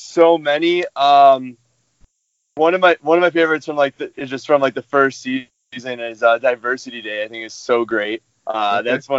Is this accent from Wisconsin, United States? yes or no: no; Chicago, Illinois, United States; now in Denver, United States; I'm 28 years old. I'm originally from Chicago, Illinois. I now live in Denver